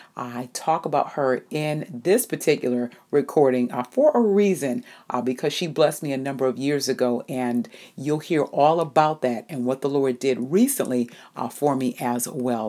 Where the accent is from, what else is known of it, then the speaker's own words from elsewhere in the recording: New England, United States; I'm from New England, so you know we get we get pretty brutal winters